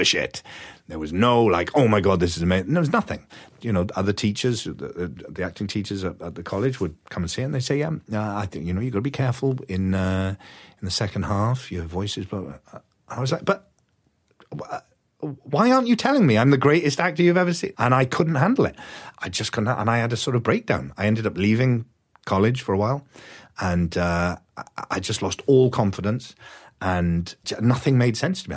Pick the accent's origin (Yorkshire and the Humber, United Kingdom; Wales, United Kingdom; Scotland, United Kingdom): Wales, United Kingdom; moved away as an adult; also born or lived in London / United States; I moved from Wales to London to go to drama school